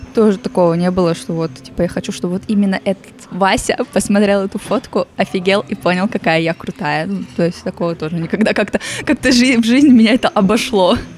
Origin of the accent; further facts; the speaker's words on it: Ussuriysk, Primorsky Krai, Russia; Я из Уссурийска